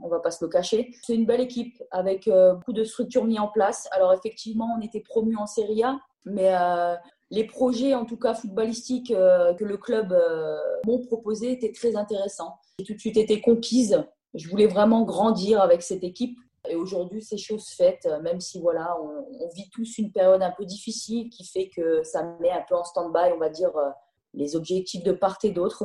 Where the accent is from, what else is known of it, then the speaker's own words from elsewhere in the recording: Nord, Hauts-de-France, France; moved away as an adult; now in Milan, Italy; je suis nordiste